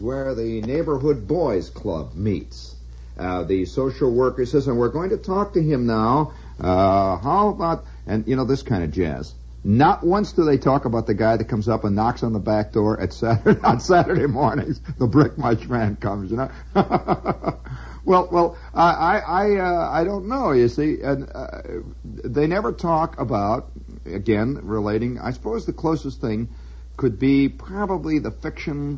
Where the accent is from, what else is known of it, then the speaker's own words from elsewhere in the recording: United States; I'm an American